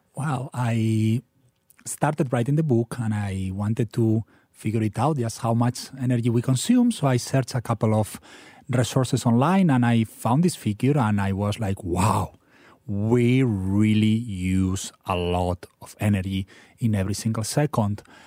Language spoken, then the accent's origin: English; Spain; now in Philadelphia, United States; your listeners could probably guess from my funny accent, I'm from Spain.